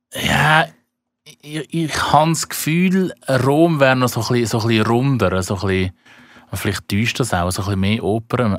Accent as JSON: {"language": "German", "country": "Switzerland", "said": "mich als Schweizer"}